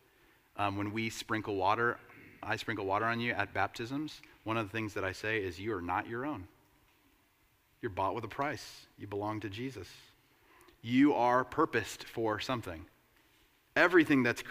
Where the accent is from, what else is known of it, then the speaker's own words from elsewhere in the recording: United States; as an American capitalist